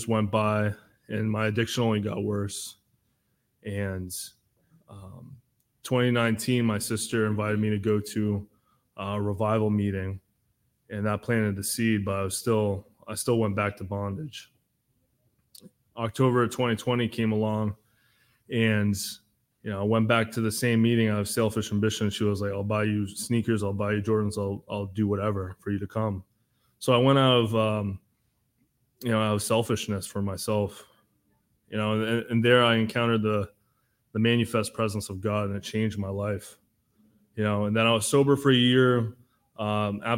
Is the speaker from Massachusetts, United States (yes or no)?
yes; Massachusetts, United States; I'm from Massachusetts